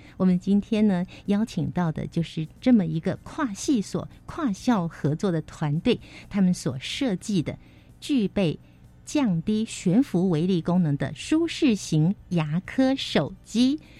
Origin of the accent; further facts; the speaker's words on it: Taiwan; 所以我们台湾人看牙医的经验是相当的普遍